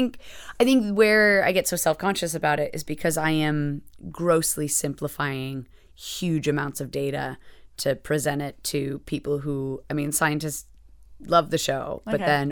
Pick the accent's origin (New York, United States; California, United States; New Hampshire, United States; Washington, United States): New Hampshire, United States; moved away as an adult; also born or lived in Boston; now in London, United Kingdom; So I was raised in New Hampshire, then moved around a bit. So I moved to Boston for grad school and then lived there for a while. Moved to London for a job just because I also wanted to live in Europe and just away from the States.